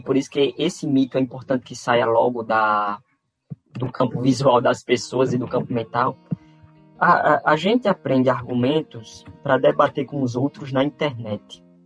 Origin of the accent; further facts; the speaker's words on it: Campina Grande, Paraíba, Brazil; now in João Pessoa, Brazil; nasci em Campina Grande, mas moro em João Pessoa, aqui na Paraíba, há muito tempo. É, sou paraibano